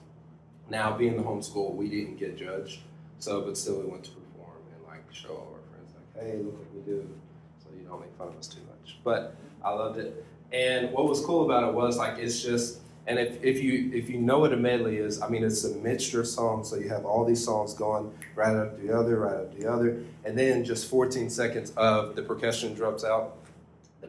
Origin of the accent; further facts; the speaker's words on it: United States; this great country, the U.S. of A., my hometown, we have a Christmas parade